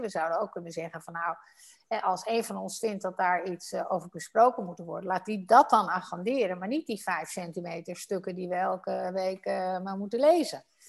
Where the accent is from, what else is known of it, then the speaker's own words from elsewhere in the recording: Netherlands; wij Nederlanders